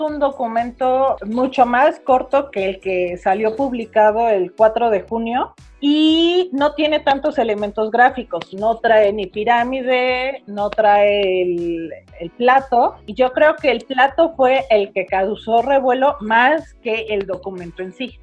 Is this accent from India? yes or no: no; Mexico; pensamos que como mexicanos somos gente de maíz